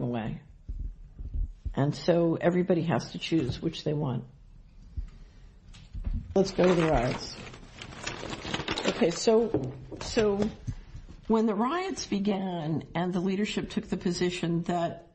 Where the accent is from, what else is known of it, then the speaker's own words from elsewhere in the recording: Philadelphia, Pennsylvania, United States; I grew up in Philadelphia